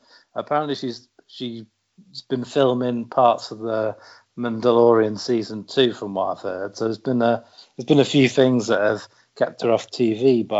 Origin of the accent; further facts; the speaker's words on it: United Kingdom; I'm British